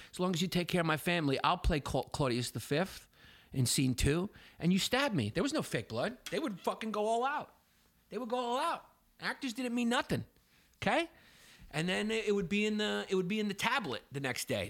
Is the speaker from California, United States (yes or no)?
no; New York City, New York, United States; we grew up in Brooklyn